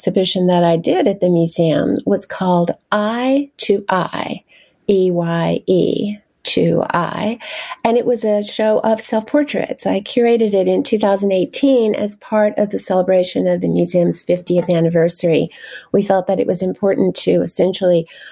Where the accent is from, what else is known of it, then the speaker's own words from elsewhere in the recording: North Carolina, United States; moved away as an adult; now in Washington, D.C., United States; I'm originally from the South, from North Carolina